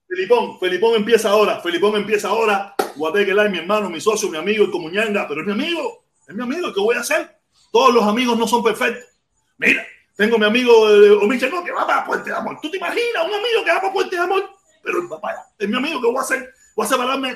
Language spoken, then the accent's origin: Spanish; Cuba; somos los mismos cubanos